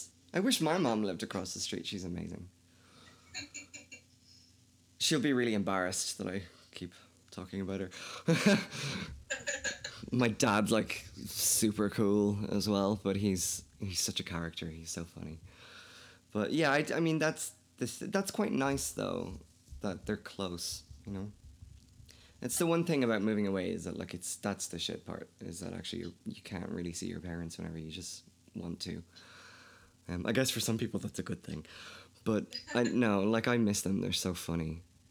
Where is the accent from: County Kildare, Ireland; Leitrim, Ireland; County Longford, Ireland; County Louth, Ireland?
County Kildare, Ireland; accent: Kildare; I think my accent's probably changed. I don't think I'm as Irish as I probably was before. It's also really difficult talking to an American because I have such a flat accent that I kind of tend to switch a little bit.